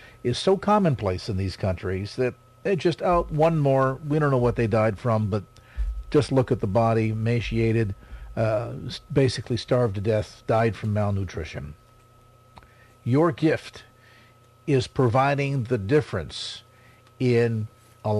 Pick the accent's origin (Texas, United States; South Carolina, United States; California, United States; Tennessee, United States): California, United States; South San Francisco; my hometown, South San Francisco